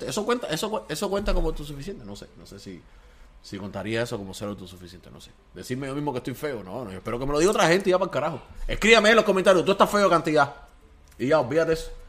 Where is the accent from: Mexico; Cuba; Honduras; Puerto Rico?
Cuba; Porque nosotros sí somos cubanos de verdad y sí estamos con el pueblo.